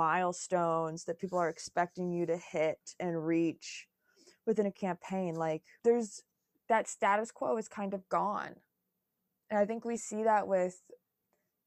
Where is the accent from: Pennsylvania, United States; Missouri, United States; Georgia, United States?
Georgia, United States; I'm from Georgia